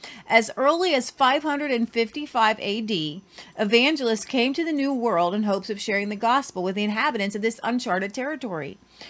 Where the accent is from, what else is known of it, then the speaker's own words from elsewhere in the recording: Virginia, United States; Growing up in Virginia, I had visited Cape Henry.